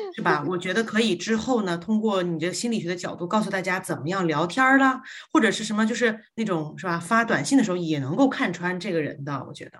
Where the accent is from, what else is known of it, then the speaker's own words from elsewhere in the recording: Guangzhou, Guangdong, China; accent: Northeastern (Dongbei); moved away as an adult; also born or lived in Northeast China; now in New Zealand; 我其实小时候六岁以前呢是在东北生活的，然后呢之后就到了广州，然后到广州这个一直到十八岁